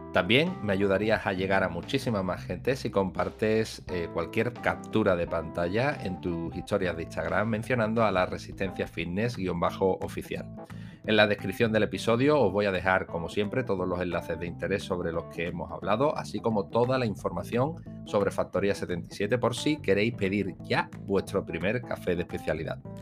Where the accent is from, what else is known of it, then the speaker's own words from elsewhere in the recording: Rota, Andalusia, Spain; yo soy de Rota